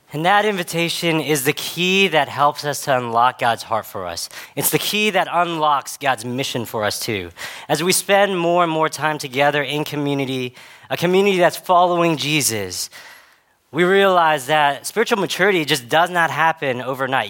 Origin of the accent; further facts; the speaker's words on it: Dallas, Texas, United States; I grew up in spaces in Dallas where I was a part of a lot of different white majority spaces